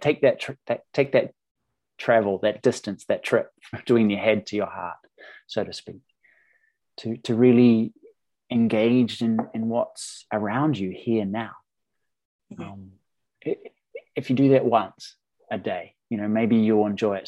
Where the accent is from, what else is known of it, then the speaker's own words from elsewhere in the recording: New Zealand; moved away; I'm from New Zealand originally